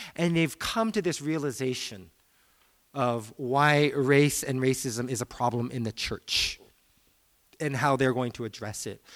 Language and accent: English; United States; as a Korean American, in the Presbyterian Church in American, in America, we are the dominant group for Asians.